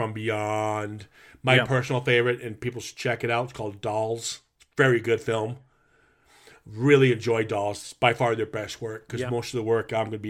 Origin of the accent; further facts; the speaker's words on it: Minnesota, United States; I grew up in the Midwest. Yeah. So Minnesota wasn't going to.